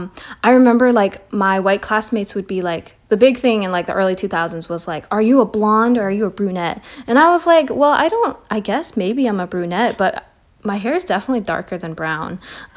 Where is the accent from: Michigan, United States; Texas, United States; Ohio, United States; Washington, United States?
Washington, United States; Seattle; I identify as a female. I'm 21 years old. I am Chinese American, and I grew up in West Seattle.